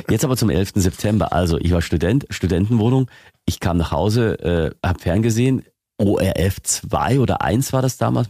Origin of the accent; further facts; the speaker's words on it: Lower Bavaria, Germany; moved away as an adult; now in Augsburg, Germany; ich bin in Niederbayern aufgewachsen und da redet noch ganz anders.